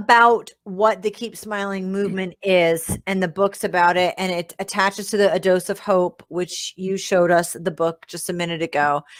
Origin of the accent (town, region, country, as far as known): Rhode Island, United States; born or raised there